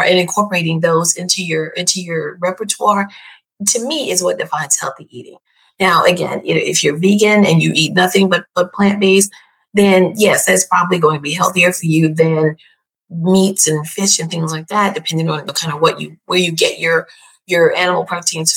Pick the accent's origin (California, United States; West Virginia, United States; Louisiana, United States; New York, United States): New York, United States; I was born and raised in New York